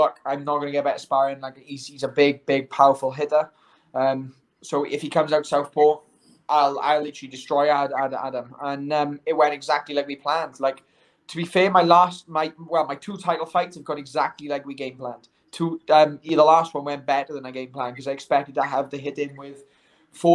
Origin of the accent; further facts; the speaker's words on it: United Kingdom; I'm a Brit